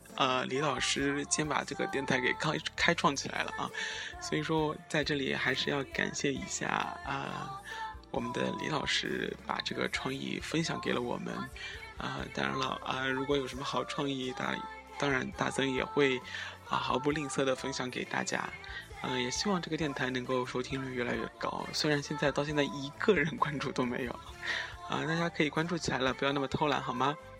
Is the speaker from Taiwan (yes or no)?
no; Shanghai, China; 其实身为上海人呢